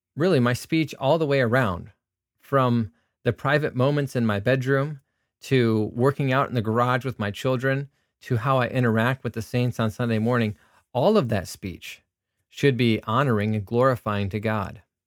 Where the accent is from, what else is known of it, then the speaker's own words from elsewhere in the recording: United States; I'm an American who is a Christian